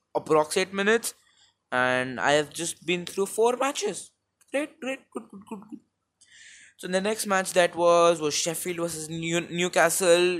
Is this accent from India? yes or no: yes; India; accent: Indian; I am Indian